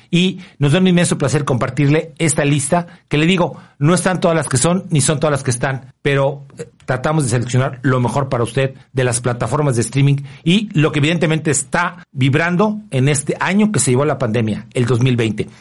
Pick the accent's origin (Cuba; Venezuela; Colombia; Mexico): Mexico; como somos mexicanos y vivimos en este país